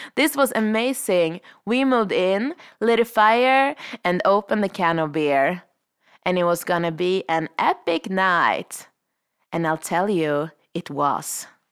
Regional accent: Sweden; moved away as an adult; now in Revelstoke, Canada; I'm a vagabond from Sweden, currently living the powder dream of Revelstoke.

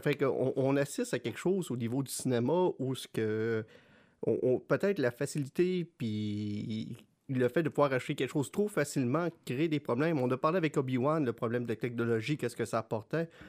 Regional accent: Quebec, Canada; en tant que Québécois

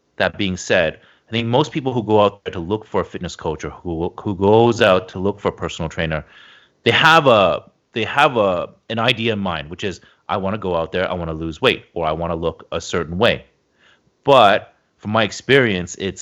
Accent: Toronto, Ontario, Canada; I grew up in Toronto. We moved around a lot when I was a kid

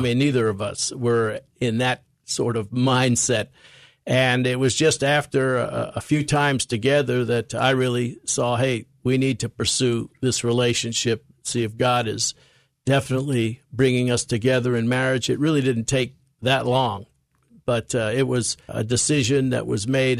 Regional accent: New York City, New York, United States; accent: American; I grew up in New York City

